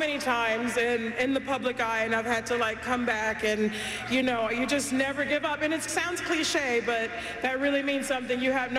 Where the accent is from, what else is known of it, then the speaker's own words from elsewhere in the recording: California, United States; I'm from California.